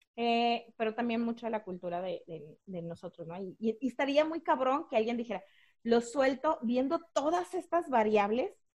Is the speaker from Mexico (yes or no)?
yes; Mexico; sí soy de Valle Verde